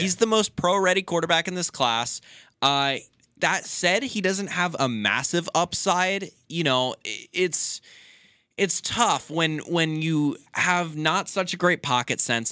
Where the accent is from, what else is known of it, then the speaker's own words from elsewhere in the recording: Sacramento, California, United States; I'm from Sacramento, which is only two hours from the University of Nevada, Reno